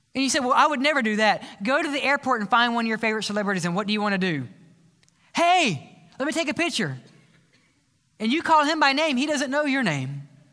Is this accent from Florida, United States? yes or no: no; South Mississippi, United States; I was raised in the South Mississippi